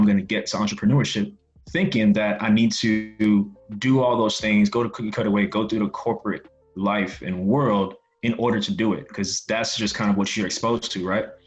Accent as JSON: {"language": "English", "town": "New York City", "region": "New York", "country": "United States", "tie": "born or raised there", "said": "I grew up in Brooklyn, New York. Both of my parents came to New York from Haiti"}